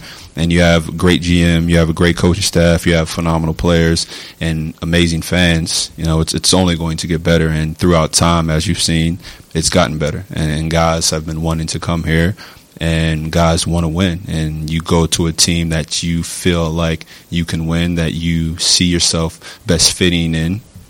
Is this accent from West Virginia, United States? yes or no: yes; West Virginia, United States; You know, I grew up in West Virginia pretty much my whole life.